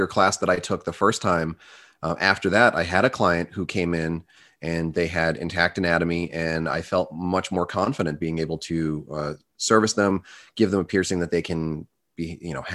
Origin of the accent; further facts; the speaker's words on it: United States; I'm American